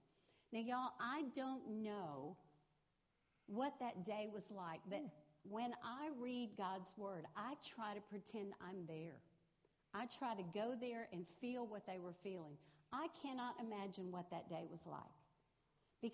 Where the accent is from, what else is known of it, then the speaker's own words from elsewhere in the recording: Rosenberg, Texas, United States; I grew up in Richmond, Rosenberg, just right down the road. That's where I grew up.